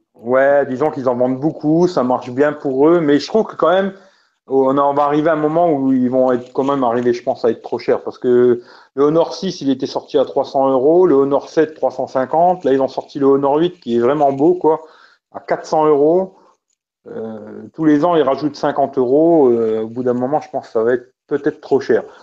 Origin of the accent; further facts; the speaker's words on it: France; chez nous en France